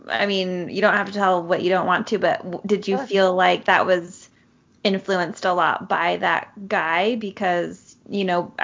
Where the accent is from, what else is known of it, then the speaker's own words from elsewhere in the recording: Orem, Utah, United States; I grew up in Orem